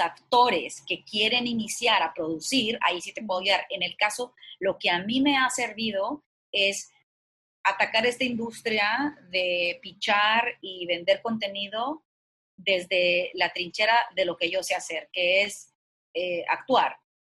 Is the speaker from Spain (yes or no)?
no; Culiacán, Sinaloa, Mexico; moved away; also born or lived in New York; yo soy de Culiacán, Sinaloa